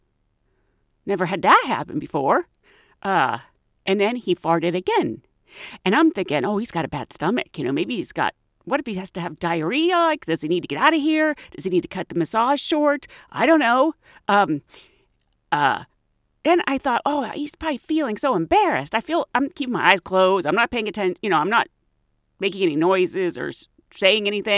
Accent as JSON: {"language": "English", "country": "United Kingdom", "said": "I'm British"}